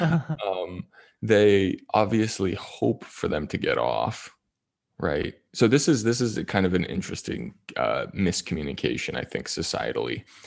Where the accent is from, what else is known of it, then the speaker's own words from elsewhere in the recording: Toronto, Ontario, Canada; moved away as an adult; also born or lived in Las Vegas; Toronto, Ontario